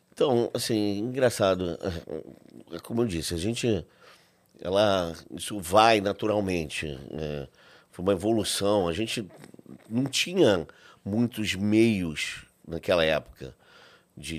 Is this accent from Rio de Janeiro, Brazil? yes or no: yes; Rio de Janeiro, Brazil; sou do Rio de Janeiro, nascido e criado no Rio.